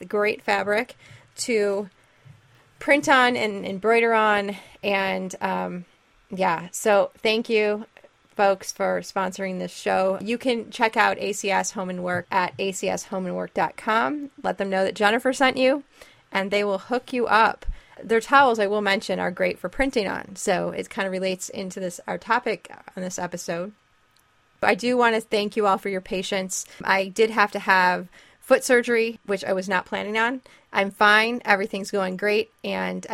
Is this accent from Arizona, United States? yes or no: no; Fraser, Michigan, United States; I'm from Fraser myself.